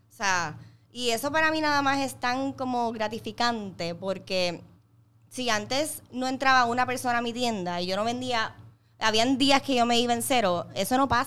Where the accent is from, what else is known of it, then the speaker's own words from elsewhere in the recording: Ponce, Puerto Rico; now in Bayamón, Puerto Rico; me acabo de mudar a Bayamón, vengo de Ponce